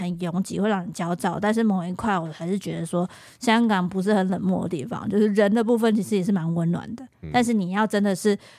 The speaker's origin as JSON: {"language": "Chinese", "country": "Taiwan", "said": "只要有人发现我们是台湾人或什么的，我就跟我们之前讲的一样，其实对我们都超级客气的。"}